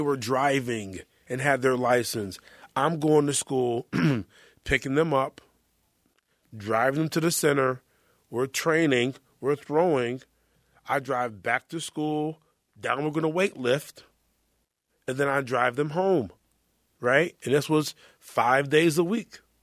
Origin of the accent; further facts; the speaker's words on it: North Carolina, United States; I'm from North Carolina.